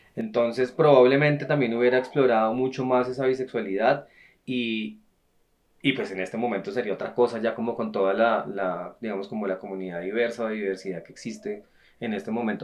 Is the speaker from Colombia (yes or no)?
yes; Bogotá, Bogotá Capital District, Colombia; nosotros los tres nacimos en Bogotá